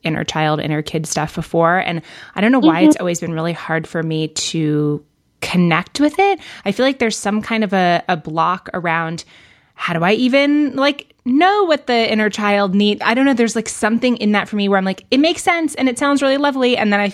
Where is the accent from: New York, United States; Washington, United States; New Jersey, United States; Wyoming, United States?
New York, United States; I grew up in New York